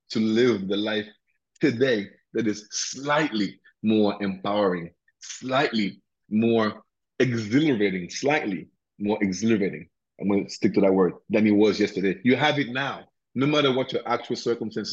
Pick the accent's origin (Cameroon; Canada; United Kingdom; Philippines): Cameroon; also born or lived in Addis Ababa, Ethiopia / Lagos, Nigeria / Cotonou, Benin / Accra, Ghana; now in United States; I'm from Cameroon originally, right? So in West Africa